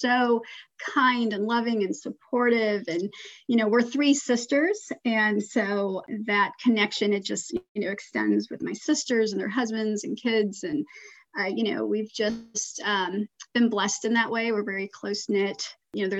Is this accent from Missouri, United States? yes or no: yes; St. Louis, Missouri, United States; also born or lived in Iran; I was born in St. Louis, Missouri, and lived there for much of the early years. I did move to Iran for about